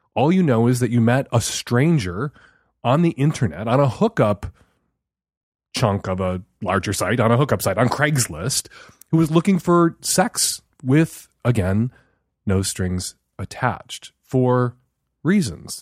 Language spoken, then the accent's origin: English; Chicago, Illinois, United States; the neighborhood I grew up in Chicago